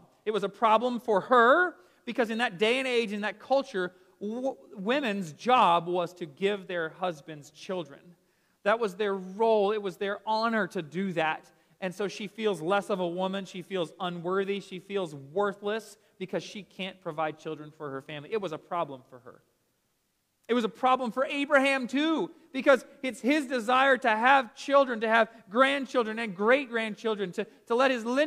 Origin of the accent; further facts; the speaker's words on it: Smyrna, Georgia, United States; I grew up here in Atlanta in this little house. I'll show you right here in Smyrna, just down the road from us